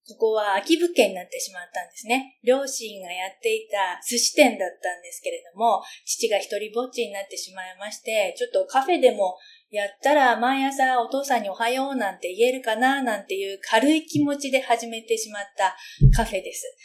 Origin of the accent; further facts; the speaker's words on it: Japan; この街で私は生まれ育った